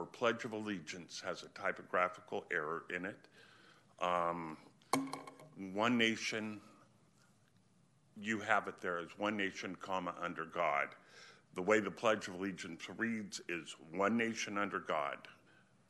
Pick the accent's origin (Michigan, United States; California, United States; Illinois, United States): California, United States; Sacramento; I grew up in River Park and Glenbrook, attended local schools, Hiram Johnson, Sac State